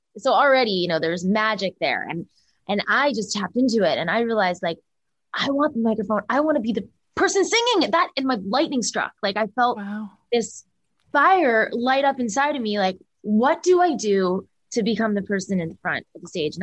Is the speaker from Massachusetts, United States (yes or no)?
yes; Boston, Massachusetts, United States; I grew up in the East Coast and Boston